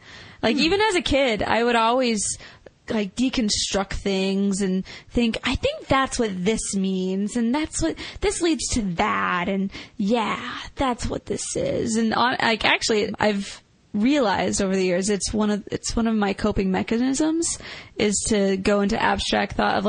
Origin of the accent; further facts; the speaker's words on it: Canada; I'm from Canada.